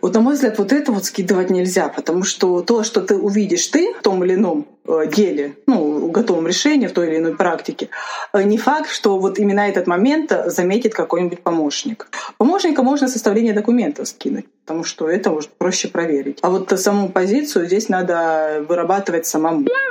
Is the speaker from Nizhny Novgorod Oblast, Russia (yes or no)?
no; Rostov Oblast, Russia; now in Moscow, Russia; я сама из Ростовской области, для тех, кто не знает. И, соответственно, у меня есть определенный акцент